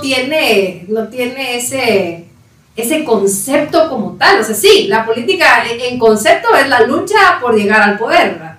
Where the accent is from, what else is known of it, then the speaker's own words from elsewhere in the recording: Patulul, Suchitepéquez, Guatemala; moved away as an adult; also born or lived in Coatepeque, Quetzaltenango; now in Guatemala City, Guatemala; Crecí en Paturul, Suchitepeques